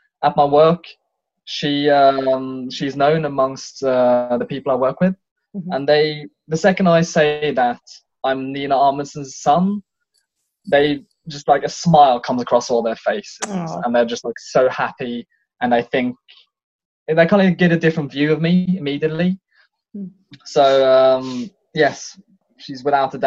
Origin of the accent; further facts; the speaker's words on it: Tønsberg, Vestfold, Norway; accent: British; also born or lived in England; I'm in my hometown. It's in Tonsberg, 2 hours south of Oslo.